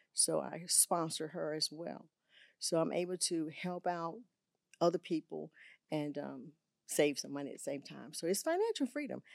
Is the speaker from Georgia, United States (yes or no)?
yes; Augusta, Georgia, United States; moved away as an adult; also born or lived in Texas; I had two schools in Augusta, Georgia, where I'm from. I'm from Augusta, Georgia